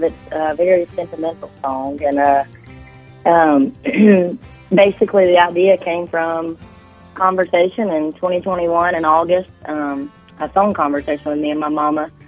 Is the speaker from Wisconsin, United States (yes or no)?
no; Phenix City, Alabama, United States; now in Nashville, United States; I'm from Phoenix City, Alabama, as you know, and I got to go back and hang out with my mama